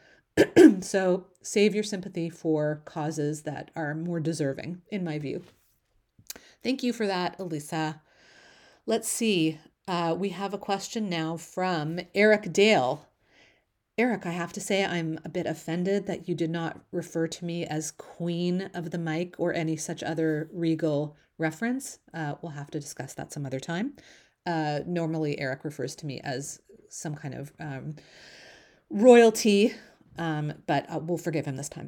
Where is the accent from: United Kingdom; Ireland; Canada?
Canada; as a Canadian